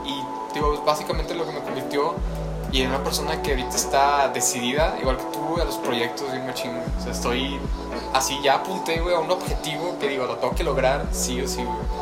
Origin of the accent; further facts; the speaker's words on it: Mexico; siendo mexicano